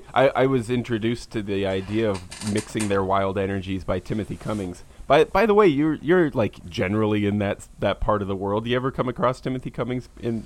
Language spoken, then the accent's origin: English; the western United States, United States; I'm not only from the United States, but from like the newest part of the United States, by which I mean like the most recently integrated into the country parts.